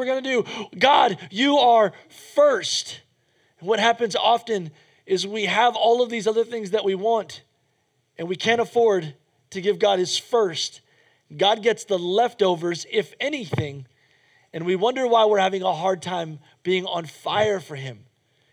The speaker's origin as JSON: {"language": "English", "country": "United States", "said": "as an American"}